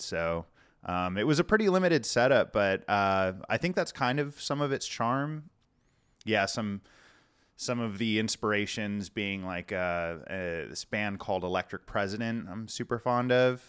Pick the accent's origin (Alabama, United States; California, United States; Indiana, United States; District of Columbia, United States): California, United States; La Puente; also born or lived in Kansas City / Florida; now in Portland, United States; I actually grew up in, uh, just outside the, outside of L A, kind of, um, like La Puente area, if you're familiar, or West Covina.